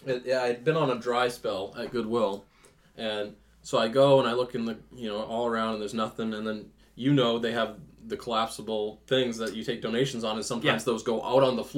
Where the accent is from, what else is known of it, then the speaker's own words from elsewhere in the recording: Maine, United States; we're from Maine